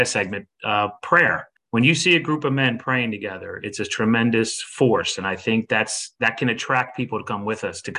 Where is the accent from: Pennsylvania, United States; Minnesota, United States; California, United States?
Pennsylvania, United States; Downingtown; my hometown here in Downingtown, PA